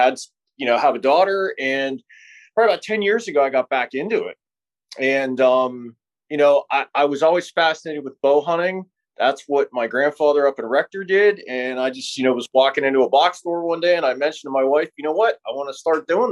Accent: Pittsburgh, Pennsylvania, United States; I grew up here in Pittsburgh

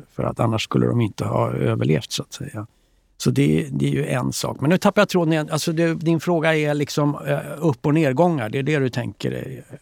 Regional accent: Stockholm, Stockholm County, Sweden; jag växte upp här på Östermalm

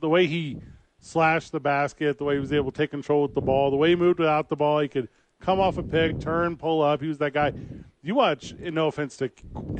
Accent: Midwest, United States; We grew up in the Midwest.

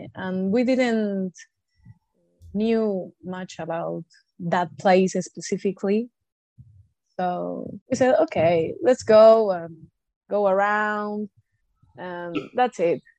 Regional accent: Argentina; from Argentina

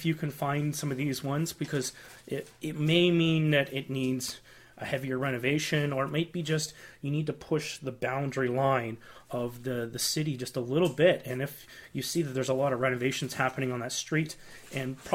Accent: Canada; as a Canadian real estate investor

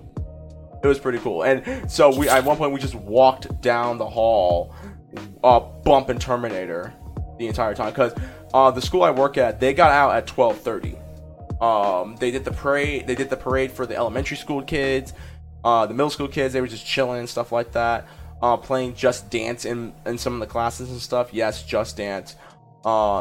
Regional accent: United States; I'm just a nigga from America.

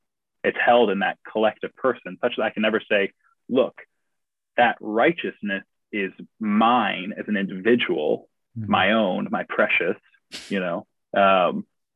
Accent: United States; also born or lived in St Andrews, United Kingdom; me as an American who is trying to write a thesis on theology

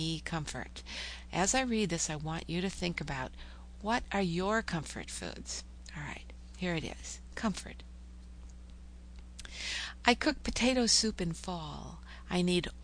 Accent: Minnesota, United States; now in Oklahoma, United States; I'm from Minnesota

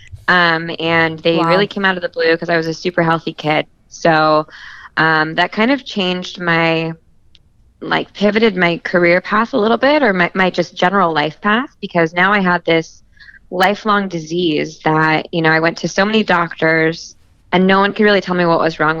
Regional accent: Southern California, United States; moved away as an adult; also born or lived in New York; I grew up in Southern California

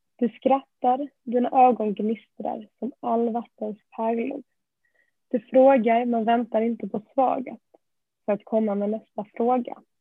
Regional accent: Malmö, Skåne, Sweden; Jag är ju uppväxt i Malmö

